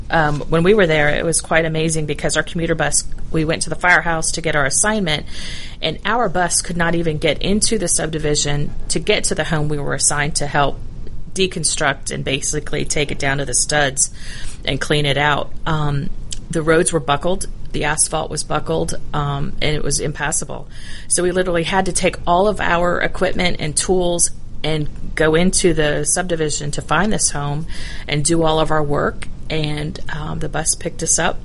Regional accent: Dunwoody, Georgia, United States; also born or lived in Bloomington, Indiana; I actually grew up in Dunwoody

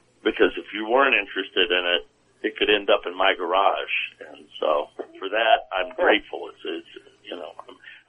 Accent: Virginia Beach, Virginia, United States; my hometown of Virginia Beach

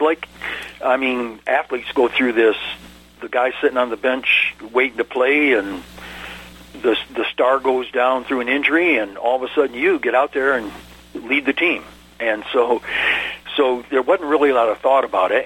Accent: Ann Arbor, Michigan, United States; moved away as an adult; I was born and raised in Ann Arbor, Michigan

